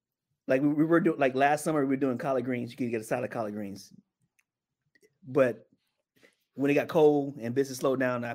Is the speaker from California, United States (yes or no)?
no; Columbia, South Carolina, United States; now in New York, United States; I'm not from New York originally. I'm from South Carolina.